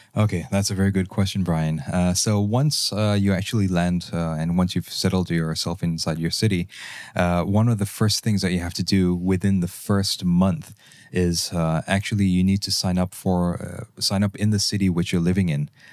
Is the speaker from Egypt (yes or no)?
no; Malaysia; moved away as an adult; also born or lived in Germany; As a Malaysian